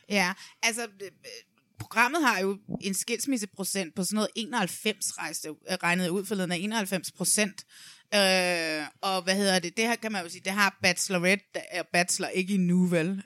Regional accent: Næstved, Zealand, Denmark; nede i Næstved, hvor jeg kommer fra

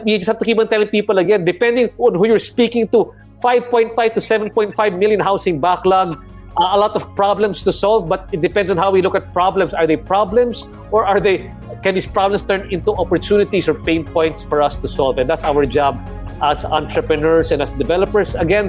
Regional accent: Cabanatuan, Central Luzon, Philippines; Because we're both from Cabanatuan, Marin, di ba?

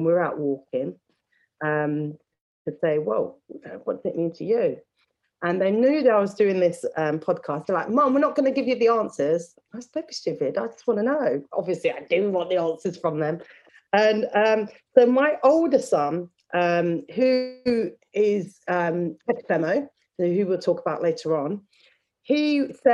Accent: Leicester, East Midlands, United Kingdom; I grew up in Leicester

